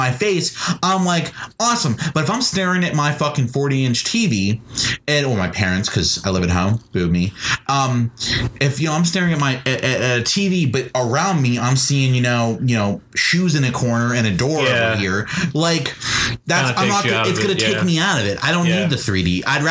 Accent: Ireland; as an Irishman

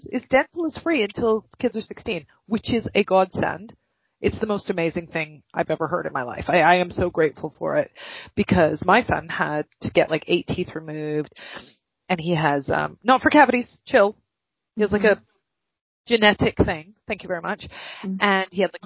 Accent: United States; accent: American; now in Manchester, United Kingdom; I have an American accent

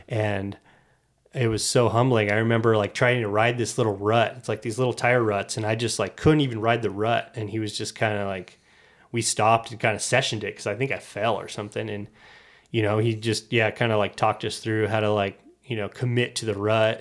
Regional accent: Nevada City, California, United States; I grew up in Nevada, California.

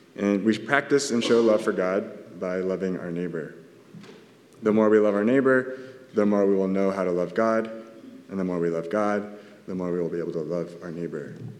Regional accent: Southern California, United States; I'm from SoCal

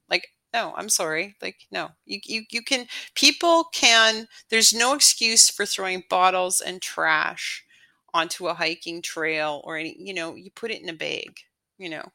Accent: Canada; born or raised there; moved away as an adult

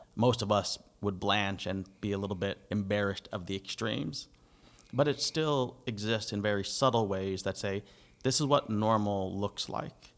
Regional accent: United States; now in Canada; I'm the American

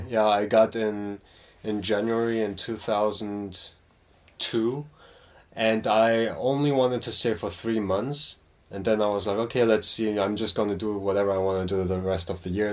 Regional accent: Cologne, North Rhine-Westphalia, Germany; moved away as an adult; also born or lived in New York; now in South Korea; I was born and raised in Germany

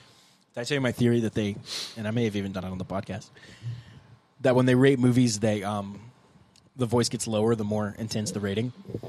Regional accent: Columbia, South Carolina, United States; I grew up in Columbia. I went to college at the University of South Carolina.

